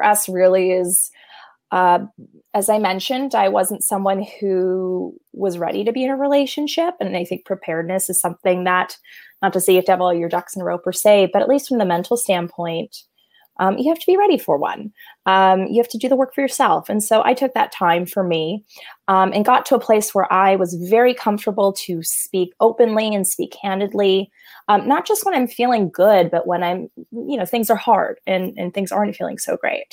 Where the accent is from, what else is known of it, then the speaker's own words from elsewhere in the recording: Los Angeles, California, United States; born and raised in Los Angeles, California